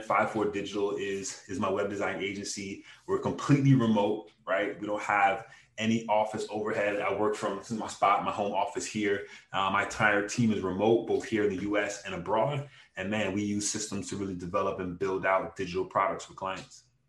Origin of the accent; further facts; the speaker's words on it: Hollywood, Florida, United States; also born or lived in Brooklyn, New York; I've lived in Hollywood, Florida for the majority of my life, man. I'm pretty much a Floridian. And I just grew up down here